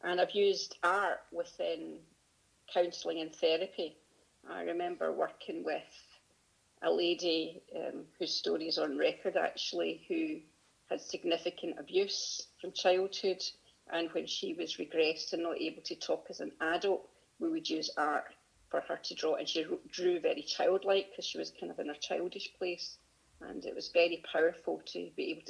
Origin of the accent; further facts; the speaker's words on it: Glasgow, Scotland, United Kingdom; also born or lived in Pittenweem, Fife / Manchester; I grew up in Glasgow initially, but most of my early childhood was in Pittenweem and Fife. And then we moved back to Glasgow. So around Glasgow predominantly, but 7 years in Fife